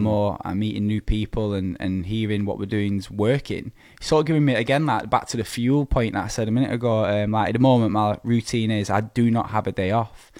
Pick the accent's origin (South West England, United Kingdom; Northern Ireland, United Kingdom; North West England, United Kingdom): North West England, United Kingdom; Preston; my hometown, P C A, Preston.